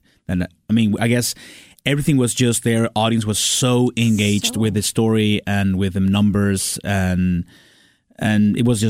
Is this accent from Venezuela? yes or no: yes; Venezuela; English is a second language; moved away as an adult; I'm from Venezuela.